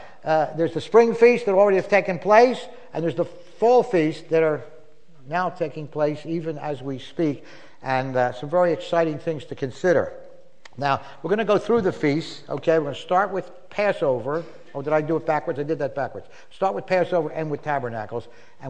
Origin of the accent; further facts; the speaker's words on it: Philadelphia, Pennsylvania, United States; When I was growing up in Philadelphia, I've been saved for 52 years, by the way. I know I don't look old enough. 52 and a half, actually. I got saved May 16, 1961.